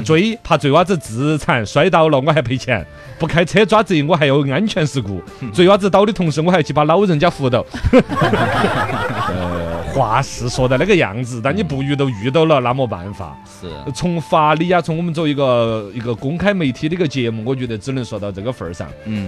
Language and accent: Chinese; Sichuan, China; 我们四川人